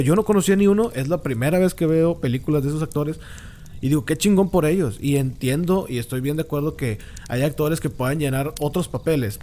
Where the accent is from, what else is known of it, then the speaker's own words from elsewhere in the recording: Mexico; ni como mexicano